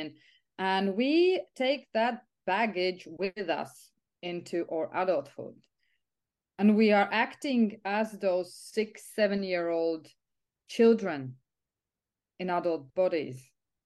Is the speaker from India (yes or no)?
no; Riga, Latvia; also born or lived in England / Italy; now in Ireland; I'm originally from Latvia, from Riga, Europe. But I'm quite of an expat, so I lived in England, I lived in Italy, I lived in Ireland.